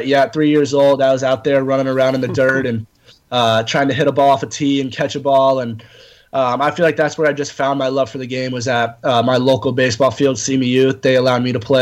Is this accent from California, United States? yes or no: yes; Southern California, United States; born or raised there; also born or lived in Morristown, New Jersey